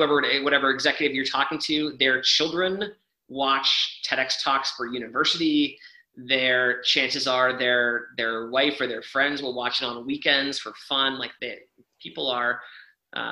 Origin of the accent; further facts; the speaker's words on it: Canada; I'm Canadian